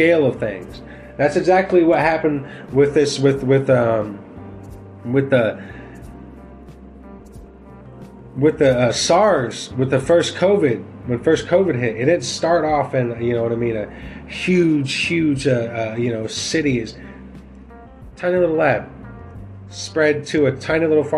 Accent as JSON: {"language": "English", "country": "United States", "said": "we as the American people"}